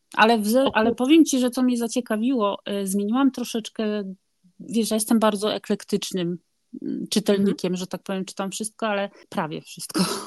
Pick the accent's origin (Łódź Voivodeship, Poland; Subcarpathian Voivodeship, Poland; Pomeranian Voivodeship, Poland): Pomeranian Voivodeship, Poland; Gdynia; moved away as an adult; also born or lived in Rzeszów, Poland; now in Bergen, Norway; ja jestem z Gdyni